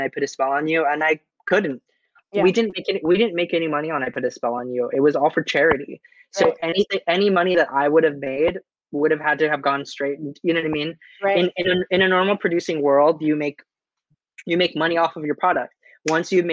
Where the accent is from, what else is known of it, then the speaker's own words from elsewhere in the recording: Orange County, California, United States; I come from Orange County, California